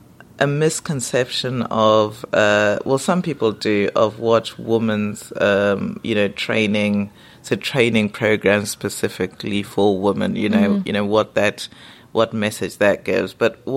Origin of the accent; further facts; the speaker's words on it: Zimbabwe; also born or lived in England; now in United Kingdom; You know, I'm from Zimbabwe, so it's a British colony, so a lot of things are familiar. Mm-hmm. But then also, you know, living here, I did grow up in England, but went back to Zimbabwe.